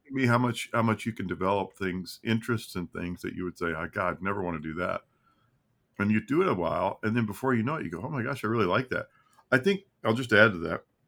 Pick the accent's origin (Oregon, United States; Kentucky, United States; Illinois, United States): Kentucky, United States; moved away as an adult; also born or lived in Arkansas; I'm from Kentucky. I grew up there